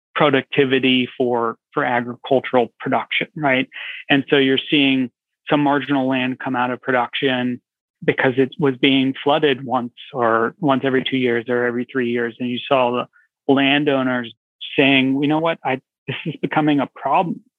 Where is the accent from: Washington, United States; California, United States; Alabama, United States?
California, United States; Santa Cruz; I grew up out west. I grew up in California, Santa Cruz, California